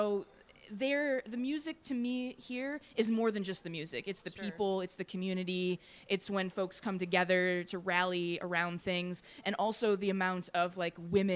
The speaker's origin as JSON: {"language": "English", "area": "just outside Detroit", "region": "Michigan", "country": "United States", "accent": "Michigan-Canadian", "moved": "yes", "lives_now": "Pittsburgh, United States", "said": "I am originally from Michigan, just outside Detroit"}